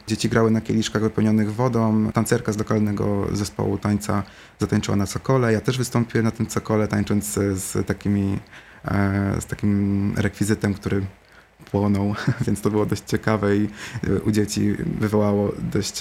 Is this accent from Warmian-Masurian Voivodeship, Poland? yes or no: no; Suchedniów, Świętokrzyskie Voivodeship, Poland; moved away; sam zresztą wyjechałem kiedyś z Suchedniowa, nie było mnie w Suchedniowie przez 9 lat